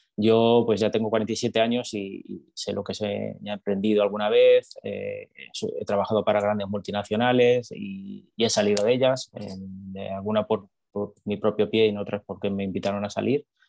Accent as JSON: {"language": "Spanish", "town": "Madrid", "region": "Community of Madrid", "country": "Spain", "moved": "as an adult", "lives_now": "Texas, United States", "said": "yo soy de España, soy de Madrid"}